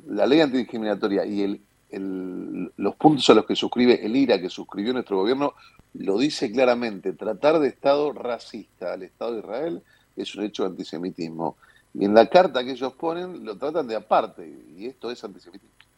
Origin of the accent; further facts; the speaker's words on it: Buenos Aires, Argentina; soy porteño, eh, nací en esta mi ciudad